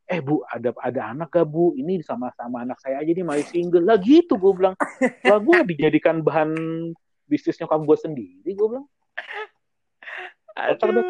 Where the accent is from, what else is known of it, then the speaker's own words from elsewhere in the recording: Java, Indonesia; jadi kan kalau kita orang Jawa kan apa hitungannya kan uh, kumpulnya kan bukan pas Natal, tapi pas lagi